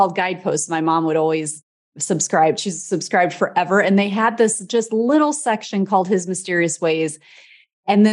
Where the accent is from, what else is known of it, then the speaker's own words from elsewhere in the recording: Midwest, United States; I'm from the Midwest, like Midwestern person